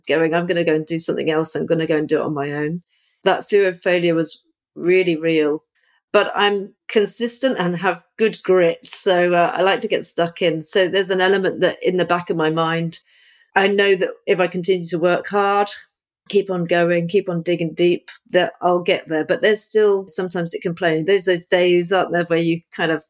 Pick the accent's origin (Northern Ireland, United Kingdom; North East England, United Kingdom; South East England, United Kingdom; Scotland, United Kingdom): South East England, United Kingdom; Portsmouth; also born or lived in Crystal Palace, London; now in London, United Kingdom; I'm originally from Portsmouth, which is on the south coast. So I lived by the sea as a child, but now I'm a London girl now.